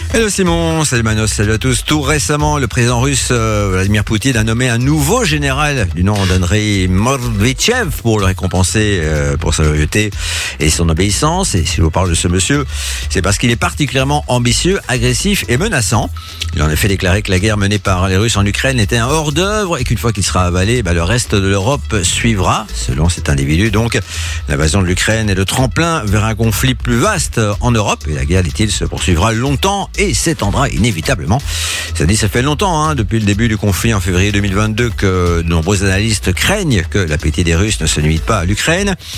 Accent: Belgium; chez nous en Belgique

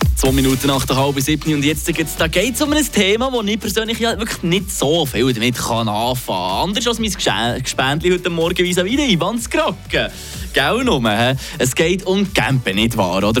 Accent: Switzerland; bei uns in der Schweiz

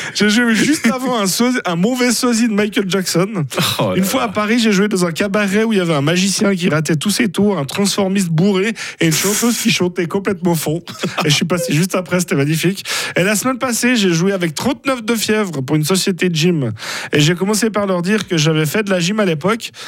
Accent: Surpierre, Fribourg, Switzerland; on est suisse, et fribourgeois, et broyard, et de l'enclave de Surpierre

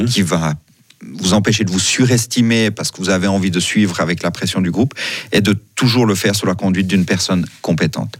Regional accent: Switzerland; on est suisse

